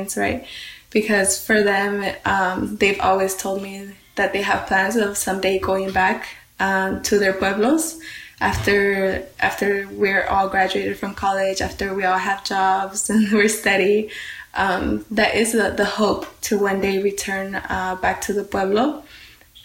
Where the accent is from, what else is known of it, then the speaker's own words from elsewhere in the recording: Santa Ana, California, United States; growing up in Santa Ana, it's a very urban space